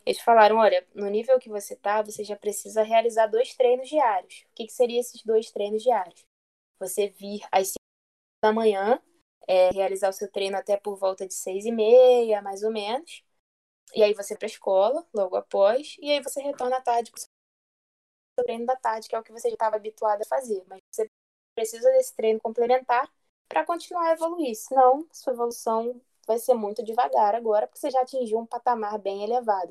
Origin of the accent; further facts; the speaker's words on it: Maricá, Rio de Janeiro, Brazil; Eu sou de Maricá, no Rio de Janeiro, uma cidadezinha aí próxima à região dos lagos